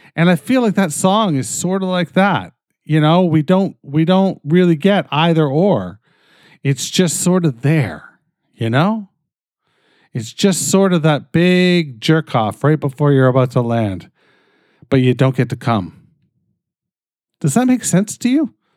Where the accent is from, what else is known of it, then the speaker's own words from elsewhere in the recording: Canada; I'm fucking Canadian